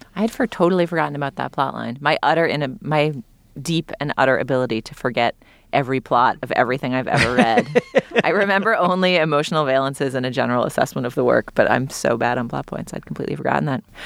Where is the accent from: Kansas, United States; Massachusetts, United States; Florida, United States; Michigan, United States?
Massachusetts, United States; Boston; I grew up in New England, in Boston